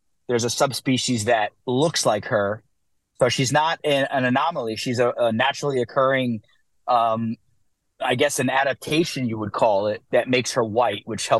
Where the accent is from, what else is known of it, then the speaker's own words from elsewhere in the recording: New Jersey, United States; moved away as an adult; now in New York, United States; Dude, so I'm from New Jersey. We just moved to New York.